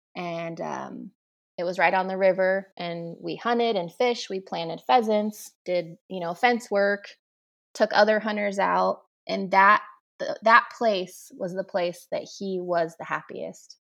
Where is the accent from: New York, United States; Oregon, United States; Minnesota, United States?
Oregon, United States; Damascus; also born or lived in Portland, Oregon; I grew up, um, in a small town outside of Portland, about fifteen miles from Portland, um, and it's called Damascus